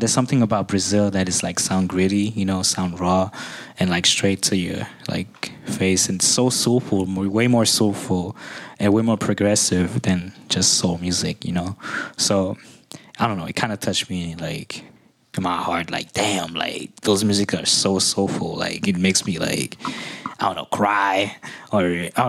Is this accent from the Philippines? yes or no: no; Haiti; I come from Haiti where, you know, very Caribbean influences